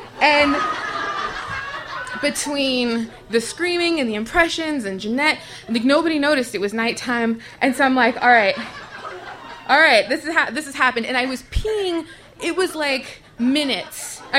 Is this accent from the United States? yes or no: yes; Tucson, Arizona, United States; I was born and raised in Tucson, Arizona. When I was around 11, I lived in this apartment complex called Christopher City